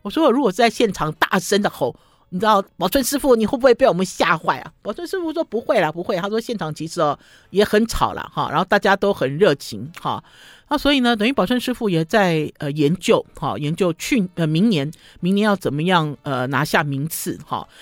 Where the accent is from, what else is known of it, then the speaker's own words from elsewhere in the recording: Taiwan; 你知道我们台湾人哦，在吃一些呃东西的时候哈，都很讲究什么